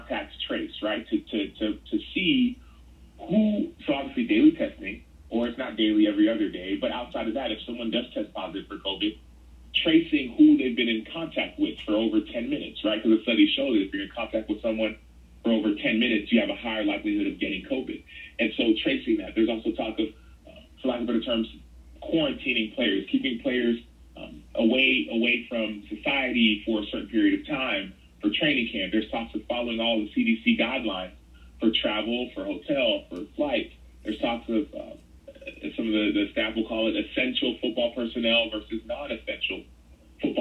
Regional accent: Dallas, Texas, United States; born or raised there

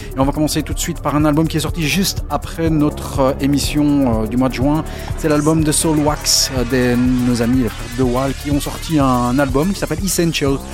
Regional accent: Belgium; On est belge

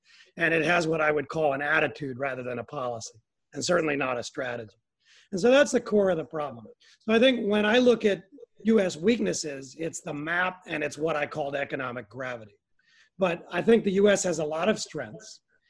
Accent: United States; as an American, I'm not content simply to have not China be the standard setter.

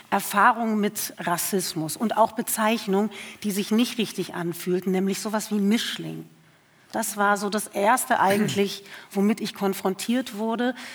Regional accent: Germany; born there; zwischen Herkunft vielleicht meines Vaters und aber meinem Geburtsort hier in Deutschland.

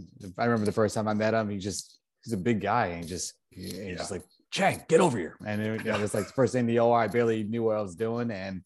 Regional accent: Northern New Jersey, United States; moved away; I grew up in Northern Jersey, just outside New York.

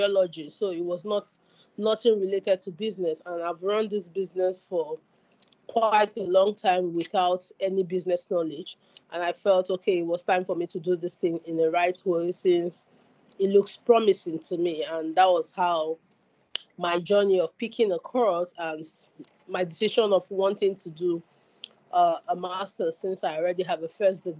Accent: Nigeria; moved away as an adult; now in Salford, United Kingdom; I'm a Nigerian studying at the University of Salford

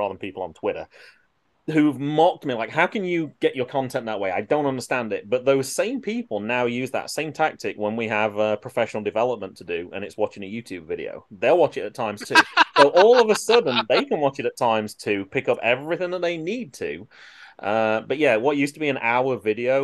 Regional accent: England, United Kingdom; moved away; me being English

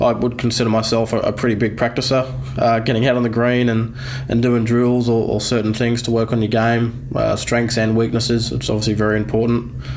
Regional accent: Queensland, Australia; moved away as an adult; also born or lived in New South Wales; now in Sydney, Australia; Queenslander at heart, case born and bred. Uh, I've been converted though. I'm a, I'm a New South Welshman now.

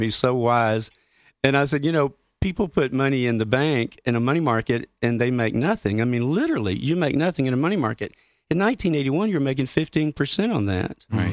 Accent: Grand Junction, Colorado, United States; my hometown of Grand Junction

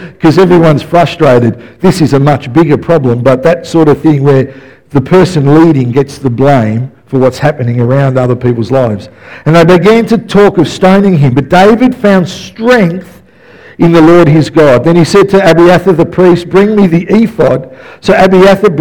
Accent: Melbourne, Victoria, Australia; I grew up in West Footscray

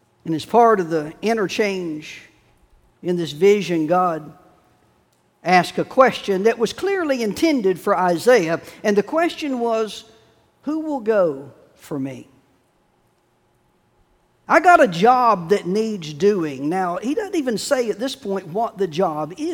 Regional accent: Chapel Hill, North Carolina, United States; now in Wilmington, United States; I was growing up in Chapel Hill

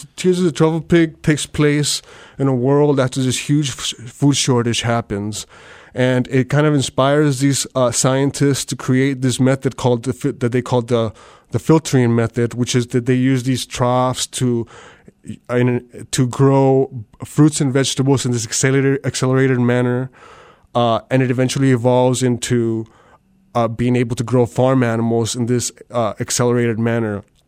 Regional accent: South Texas, United States; I'm from South Texas

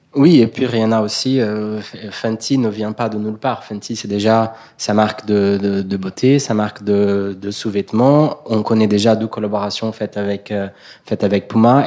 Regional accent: Brazil; moved away; Moi, je suis brésilien

